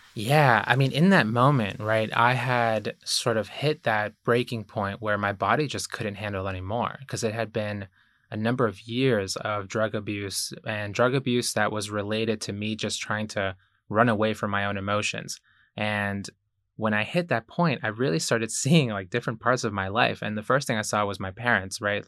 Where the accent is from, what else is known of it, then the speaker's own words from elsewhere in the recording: Ecuador; moved away; I was born in Ecuador